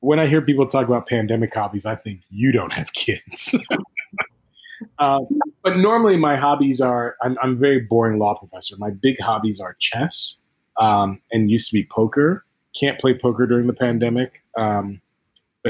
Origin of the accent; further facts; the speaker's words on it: Ghana; moved away; also born or lived in United States; I grew up in Ghana, West Africa, born in the States, but grew up in Ghana.